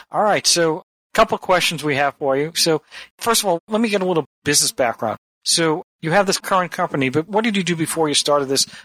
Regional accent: Ireland; I'm from Ireland and I think that it's an E.

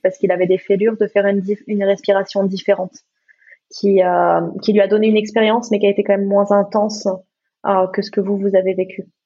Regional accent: Gabon; l'iboga, qui est la médecine de mon, de mon pays, parce que je suis née, je suis née au Gabon

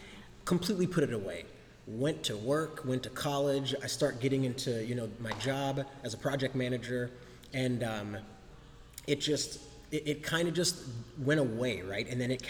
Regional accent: Germany; I'm a military brat. I grew up in Germany while my dad served in the Air Force.

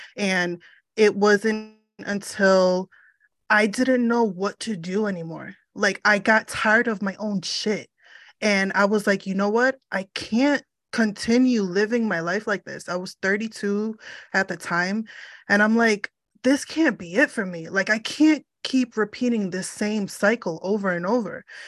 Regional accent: United States; I am of Puerto Rican descent, but I was born in the States

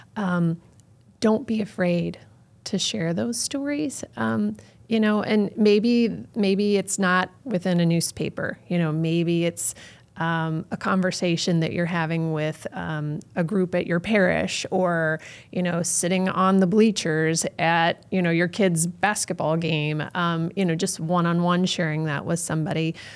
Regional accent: North County, Missouri, United States; I grew up in North County

